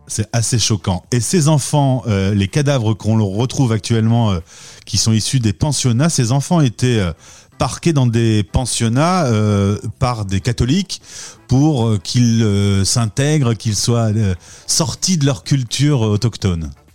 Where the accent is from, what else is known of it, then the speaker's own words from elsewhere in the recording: France; Nous, Français de France